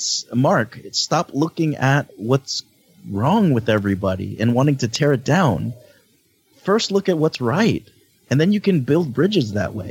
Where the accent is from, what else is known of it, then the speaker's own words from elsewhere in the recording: Philippines; as a Filipino who like always never felt truly accepted and seen